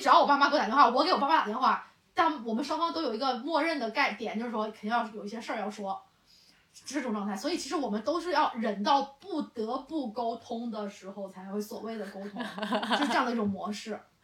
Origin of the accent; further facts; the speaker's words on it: China; 我觉得这可能是我们中国人才特有的一些